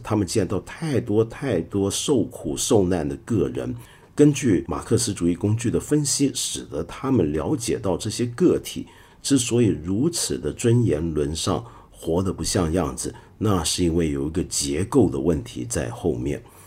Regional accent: Hong Kong; also born or lived in Taiwan; 我是身在香港，在台湾念过一阵子书，又回到香港继续念书

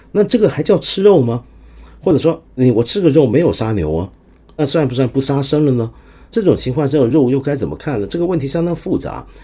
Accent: China; 我们中国的文字很有魅力

